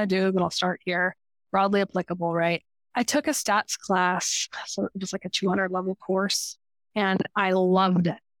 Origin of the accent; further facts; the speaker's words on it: Denver, Colorado, United States; I grew up in Denver, Colorado